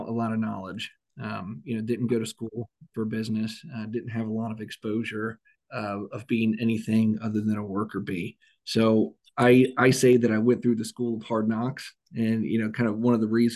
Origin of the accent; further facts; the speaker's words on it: Cincinnati, Ohio, United States; I'm from Cincinnati